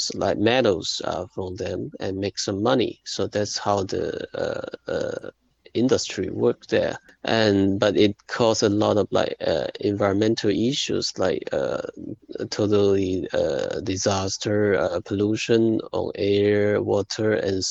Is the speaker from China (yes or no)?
yes; Shantou, Guangdong, China; Guiyu is a small town, like 60 kilometers from my hometown, Shantou.